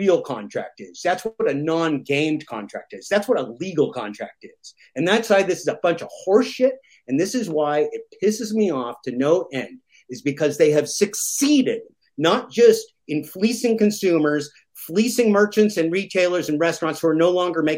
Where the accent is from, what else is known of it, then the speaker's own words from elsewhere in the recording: the Northwest of the United States, Portland and Washington, Pacific Northwest, United States; I come from the Northwest of the United States, Portland and Washington